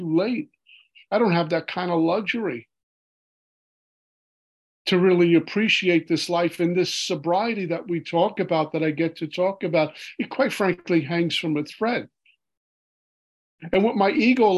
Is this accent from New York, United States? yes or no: yes; New York City, New York, United States; growing up in Brooklyn, New York